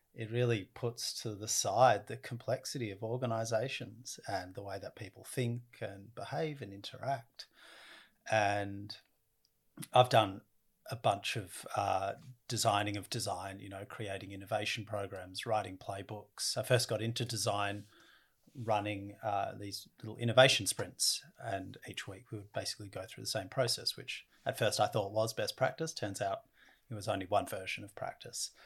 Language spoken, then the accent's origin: English; Australia; I come from Australia and we have the uh, oldest continuous culture in the world